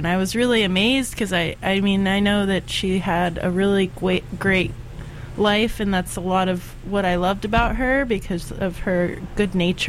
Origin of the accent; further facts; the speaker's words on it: Florida, United States; moved away; I grew up in Florida